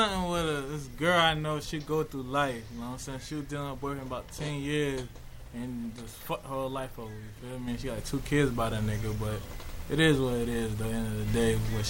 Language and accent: English; Wilmington, North Carolina, United States; we're from Six and Right. You know, Wilmington, North Carolina.